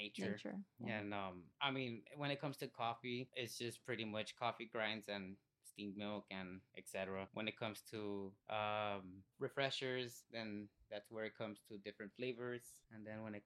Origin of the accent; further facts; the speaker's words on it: East Los Angeles, California, United States; I was born and raised in East LA.